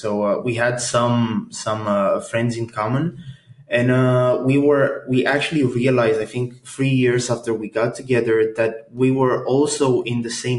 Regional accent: Bucharest, Romania; moved away as an adult; now in Groningen, Netherlands; I originally come from Romania. I was born and raised in Romania. And then when I was around 19 years old, I moved to the Netherlands.

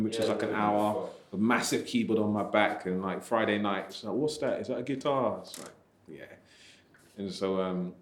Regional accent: Luton, East of England, United Kingdom; I'm from Luton

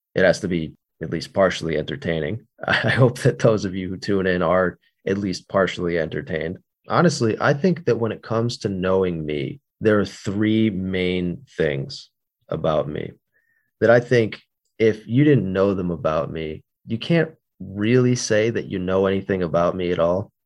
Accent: United States; also born or lived in Northeast United States; I'm from the United States of America. I live in the Northeast.

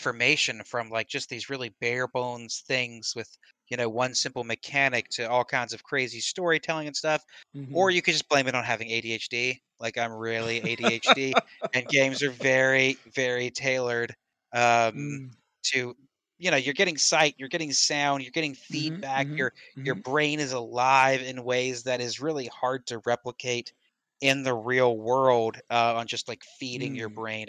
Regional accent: American Southern, United States; I'm American Southern White.

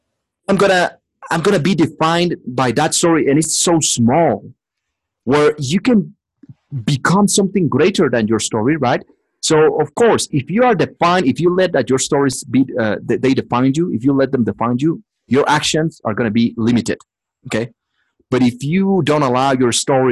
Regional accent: Mexico City, Mexico; English is a second language; moved away; I'm just from Mexico City.

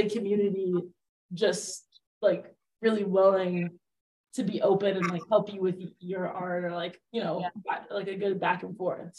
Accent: Midwest, United States; also born or lived in southern states; because like I grew up in the Midwest and then in like a lot of like southern states, because I like moved around a lot

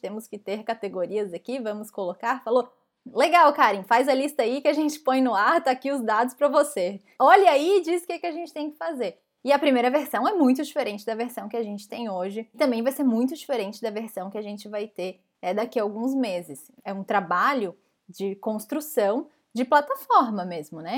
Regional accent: Brazil; moved away as an adult; eu sou a única PM estrangeira lá dentro. E tem mais um dev também, que é brasileiro

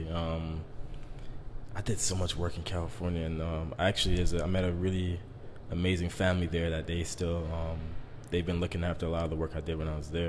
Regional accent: Brazil; Yeah, I'm from Brazil.

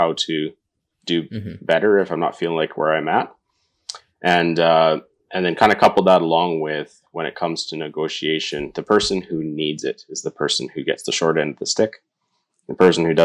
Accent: Northern Alberta, Canada; moved away as an adult; now in Fort St. John, Canada; born and raised in Northern Alberta, so it's not too far from home.

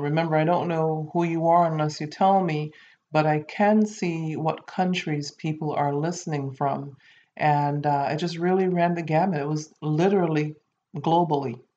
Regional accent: Saint Kitts, St. Kitts & Nevis; my home country, um, St. Kitts and Nevis

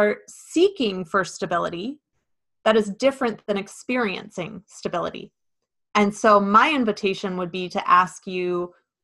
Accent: Midwest, United States; growing up in the Midwest

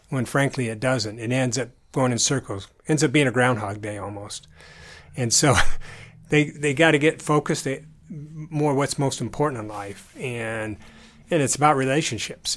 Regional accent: southern Utah, United States; also born or lived in Idaho Falls, Idaho / Michigan; I was born in Idaho Falls, and then we moved to Michigan, and we lived there for a bit, and then I grew up in southern Utah.

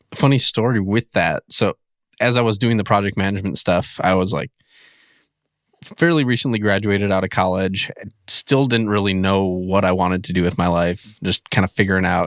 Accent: central Wisconsin, United States; moved away as an adult; also born or lived in Minnesota / North Dakota / Michigan / Ohio; now in West Virginia, United States; I'm originally from Wisconsin, like central, like right in the middle of Wisconsin.

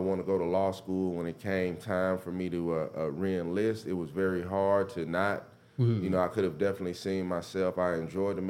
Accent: Mississippi, United States; also born or lived in Memphis, Tennessee; I grew up in Bend County, Mississippi. So it's right outside of Holly Springs

